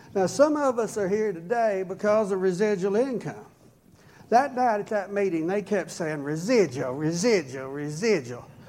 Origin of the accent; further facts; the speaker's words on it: rural Oklahoma, United States; also born or lived in Yukon, Oklahoma; I was raised way back in the woods in very rural Oklahoma where front teeth were optional.